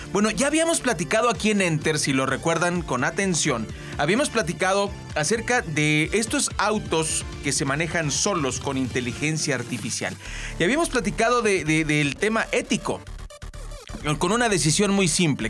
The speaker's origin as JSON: {"language": "Spanish", "country": "Mexico", "said": "somos mexicanos, así somos medio llevadones"}